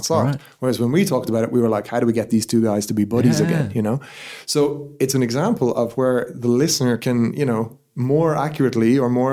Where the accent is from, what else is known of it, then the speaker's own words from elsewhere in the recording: Ireland; being Irish